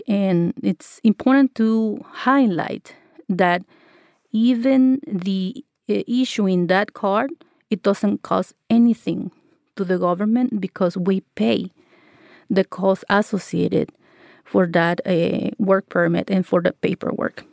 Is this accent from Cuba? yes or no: no; El Salvador; now in United States; I am from El Salvador.